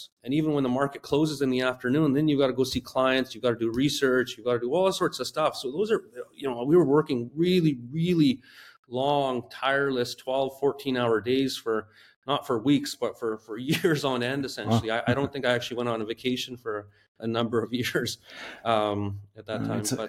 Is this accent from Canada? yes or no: yes; West Coast, Canada; I grew up on the West Coast of Canada